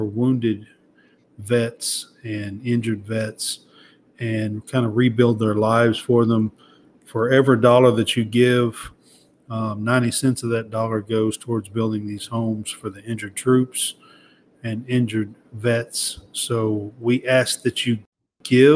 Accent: the South, United States; accent: Southern drawl; I have a little bit of a Southern draw. I'm from the South as well

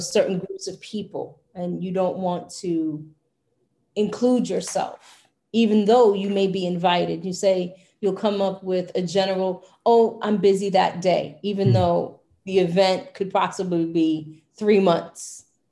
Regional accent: New York City, New York, United States; my hometown of brooklyn new york

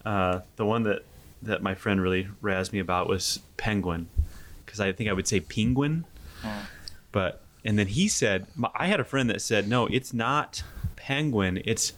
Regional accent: Bremen, Indiana, United States; also born or lived in Chicago; Maybe it was the area that I grew up, again, not far from here. I grew up in Bremen.

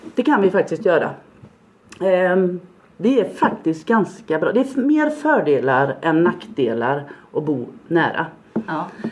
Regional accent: Gunnarsjö, Halland County, Sweden; now in Falkenberg, Sweden; jag är uppväxt på landet i Gunnarsjö i Varbergs, längst in i Varbergs kommun.

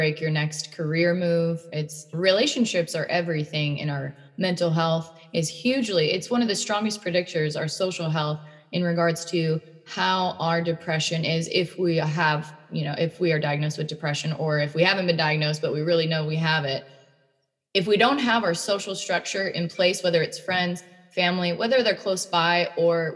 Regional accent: Washington, United States; moved away; I'm from Washington State. My family's back there for the most part

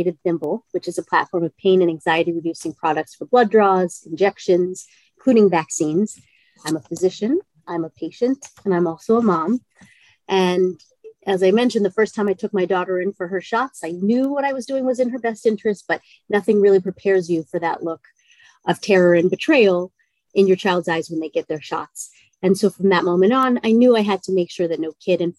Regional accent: Maryland, United States; moved away as an adult; also born or lived in New York; I grew up on the East Coast in Maryland outside of DC

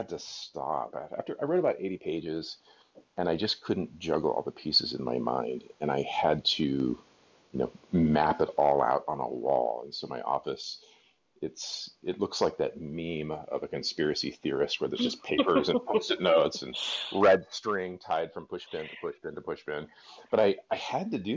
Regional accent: Seattle, Washington, United States; now in Montana, United States; I'm from Seattle

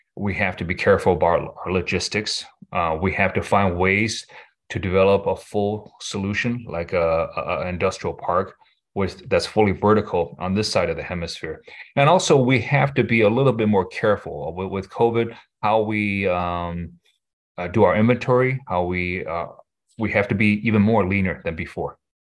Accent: Michigan, United States; I grew up in Michigan, went to U of M

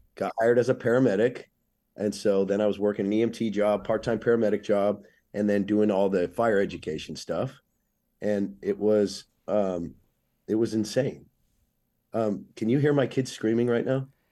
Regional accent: Oceanside, California, United States; I'm a skateboarder from Oceanside, North San Diego

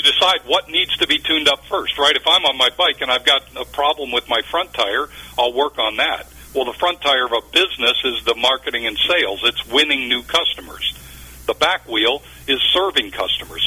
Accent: Cleveland, Ohio, United States; also born or lived in Minnesota / Texas; now in Dallas, United States; I was raised in Ohio, believe it or not, near Cleveland. So I'm a you know I'm a Cleveland native, but reside today in eh, just north of Dallas.

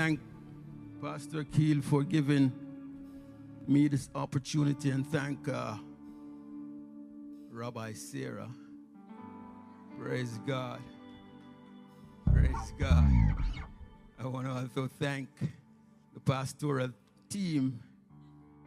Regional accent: Jamaica; accent: strong Jamaican; In my preaching, you can hear the strong Jamaican accent.

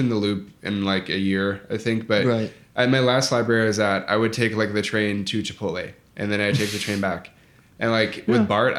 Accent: Chicago, Illinois, United States; To me, as a Chicagoan

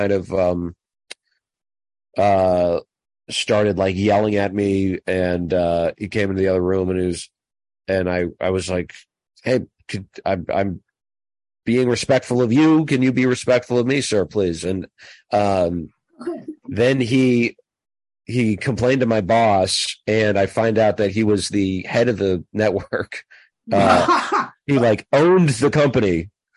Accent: Minnesota, United States; I was from Minnesota

